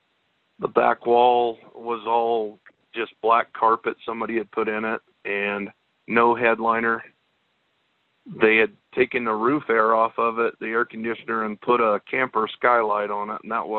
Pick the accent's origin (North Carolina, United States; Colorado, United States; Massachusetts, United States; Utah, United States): Colorado, United States; now in Evanston, United States; I'm originally from Colorado